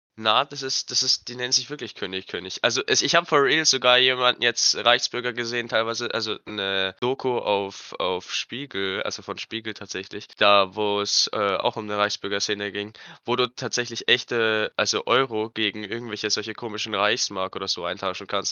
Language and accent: German; Germany; bei uns in Deutschland